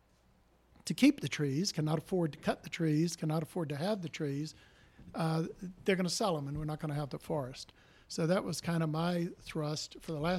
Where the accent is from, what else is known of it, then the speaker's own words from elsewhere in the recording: North Carolina, United States; now in Aiken, United States; I live in South Carolina, Aiken, South Carolina. I was born in North Carolina.